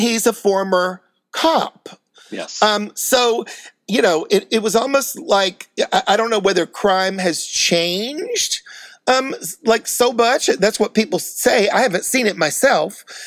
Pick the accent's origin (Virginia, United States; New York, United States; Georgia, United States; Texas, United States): New York, United States; New York City; I'm a New Yorker